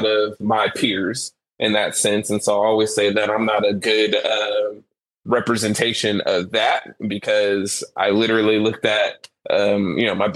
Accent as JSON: {"language": "English", "town": "Rancho Cordova", "region": "California", "country": "United States", "tie": "born or raised there", "said": "growing up in Rancho Cordova"}